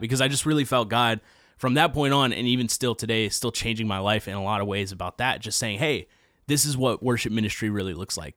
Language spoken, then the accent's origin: English; Nashville, Tennessee, United States; I grew up in Nashville, uh, born and raised